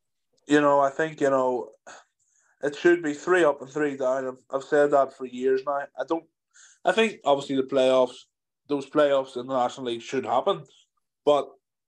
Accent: Belfast, Northern Ireland, United Kingdom; I come from Belfast

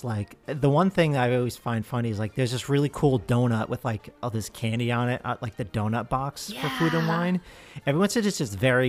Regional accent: New Jersey, United States; I'm from New Jersey.

